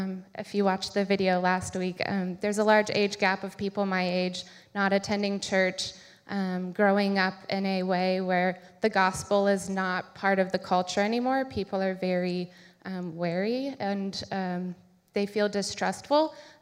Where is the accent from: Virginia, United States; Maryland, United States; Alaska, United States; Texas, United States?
Virginia, United States; Crozet; I grew up around here. I'm from Crozet.